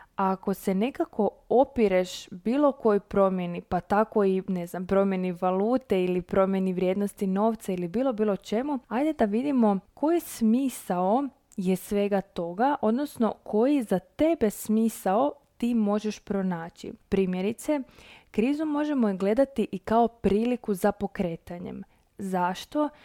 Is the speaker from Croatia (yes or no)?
yes; Croatia; kod nas u Hrvatskoj